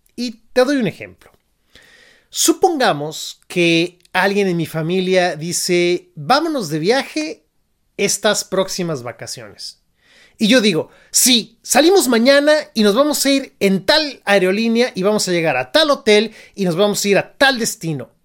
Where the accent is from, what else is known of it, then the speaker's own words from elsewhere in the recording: Mexico; moved away as an adult; now in San Francisco, United States; yo me fui de México, yo soy mexicano, y decidí emigrar a Estados Unidos particularmente